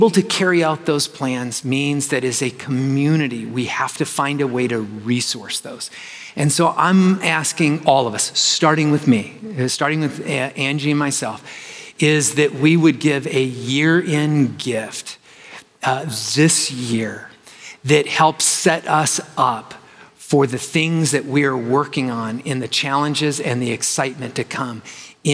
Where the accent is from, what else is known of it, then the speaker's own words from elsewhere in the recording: Arizona, United States; I'm from Arizona